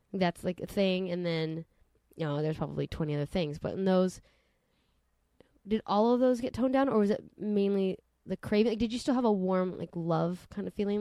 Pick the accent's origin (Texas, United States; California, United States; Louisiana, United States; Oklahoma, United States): California, United States; Santa Monica; Growing up in Santa Monica